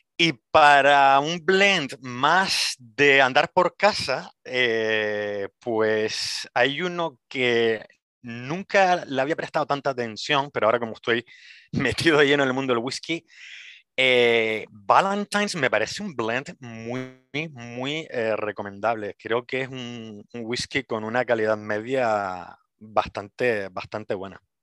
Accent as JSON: {"language": "Spanish", "town": "Las Palmas de Gran Canaria", "region": "Canary Islands", "country": "Spain", "moved": "as an adult", "lives_now": "Edinburgh, United Kingdom", "said": "soy de Gran Canaria, de Las Palmas de Gran Canaria"}